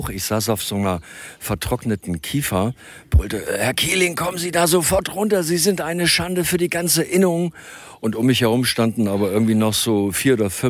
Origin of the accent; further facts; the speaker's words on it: Gotha, Thuringia, Germany; also born or lived in Luisenthal / Lower Saxony; now in Eifel, Germany; da, wo ich geboren bin, ich komme halt aus, zum, aus dem tiefsten Gotha. Thüringer Wald, Gotha, und dann in Luisenthal gewohnt, also von Fichten und steilen Bergen umgeben, dunkel, im Sommer duftend nach diesem Harz.